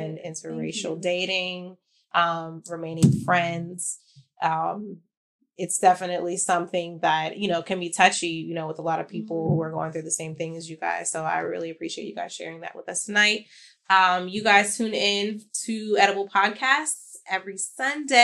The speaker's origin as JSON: {"language": "English", "country": "United States", "said": "I'm obviously an American"}